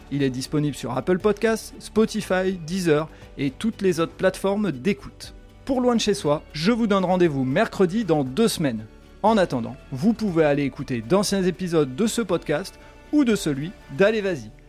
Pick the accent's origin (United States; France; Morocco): France; parce que en tant que Français